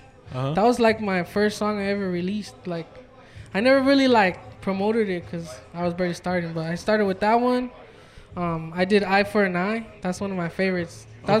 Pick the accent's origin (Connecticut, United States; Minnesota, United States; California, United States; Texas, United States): California, United States; Westminster; I'm from Westminster, California.